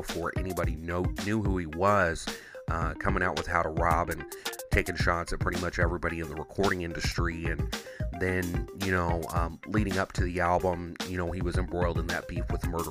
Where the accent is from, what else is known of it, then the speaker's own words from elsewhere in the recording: Midwest, United States; I'm from the Midwest